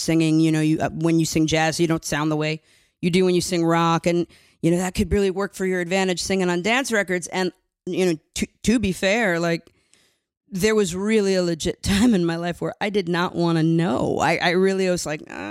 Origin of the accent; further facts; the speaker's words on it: New York City, New York, United States; I am from Queens, New York